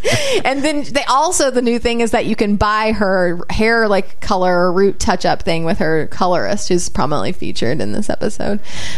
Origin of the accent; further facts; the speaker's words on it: Chicago, Illinois, United States; I'm from Chicago. I just carry a softball with me.